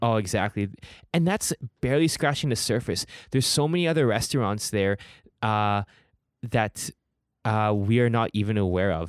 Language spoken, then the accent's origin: English; Richmond, British Columbia, Canada; I grew up in Richmond